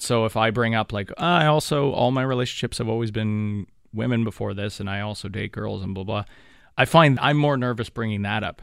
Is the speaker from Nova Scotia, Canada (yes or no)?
no; Thunder Bay, Ontario, Canada; moved away; back to my hometown, back up to Thunder Bay.